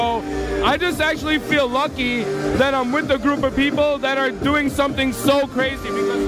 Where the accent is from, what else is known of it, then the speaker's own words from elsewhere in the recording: Chicago, Illinois, United States; I was actually born and raised in Chicago.